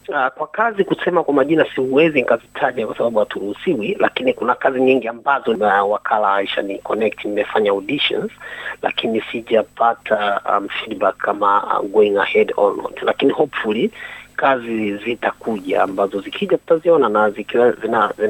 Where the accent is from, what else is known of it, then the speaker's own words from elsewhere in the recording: Dar es Salaam, Tanzania; moved away as an adult; also born or lived in Musoma, Mara, Tanzania; now in South Australia, Australia; ni mwenyeji wa Dar es Salaam Tanzania, ambapo ni mwenye asili ya Mara Msoma, lakini uh, natokea Tanzania